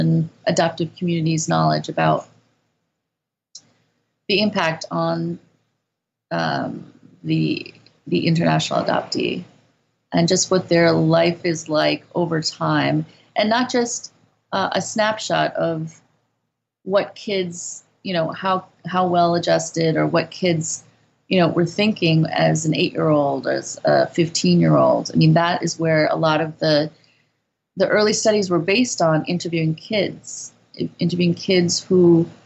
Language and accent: English; Midwest, United States; moved away as an adult; also born or lived in Korea; now in South Korea; we're both from the Midwest